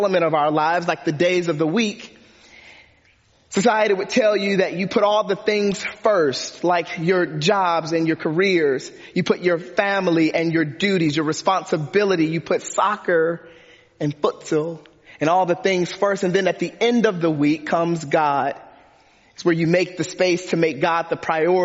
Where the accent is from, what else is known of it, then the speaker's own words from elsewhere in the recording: Detroit, Michigan, United States; I grew up in Detroit, Michigan